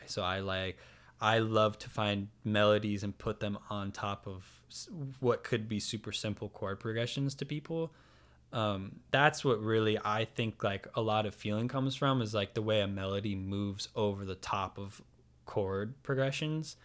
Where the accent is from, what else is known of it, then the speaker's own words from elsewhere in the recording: San Diego, California, United States; also born or lived in Alpine, California / Bonita, California; I'm born and raised in San Diego, I've never lived anywhere else